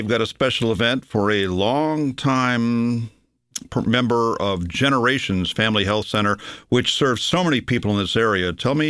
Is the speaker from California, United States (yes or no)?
yes; Los Angeles, California, United States; now in Connecticut, United States; when I was a wee child growing up in Hollywood, California